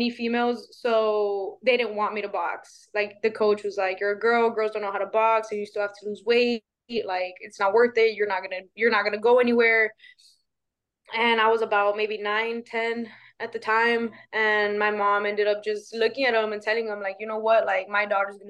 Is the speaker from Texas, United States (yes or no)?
yes; Laredo, Texas, United States; I'm from Laredo, Texas